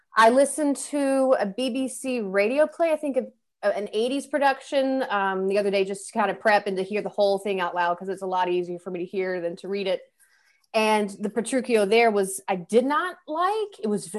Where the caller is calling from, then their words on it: Metairie, Louisiana, United States; I am reading from Metairie, Louisiana, which is essentially New Orleans, Louisiana.